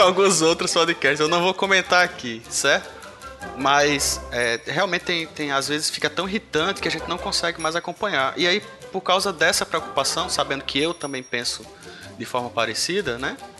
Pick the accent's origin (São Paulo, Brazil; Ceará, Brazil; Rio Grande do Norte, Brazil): Rio Grande do Norte, Brazil; aqui é todo mundo do Rio Grande do Norte